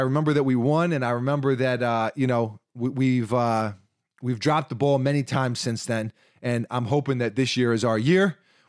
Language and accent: English; San Diego, California, United States; I'm from Dago, so my memories are a little more dark.